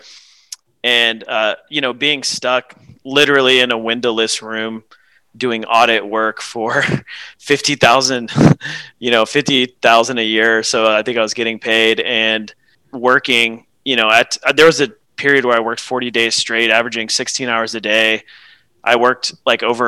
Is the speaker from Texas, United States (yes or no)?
yes; Houston, Texas, United States; also born or lived in Tyler, Texas; I've spent most of my life growing up in the greater Houston area